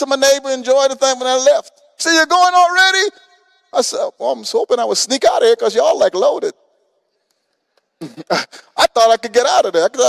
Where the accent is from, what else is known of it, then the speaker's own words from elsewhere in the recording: Guyana; now in Houston, United States; I came from from Guyana, South America.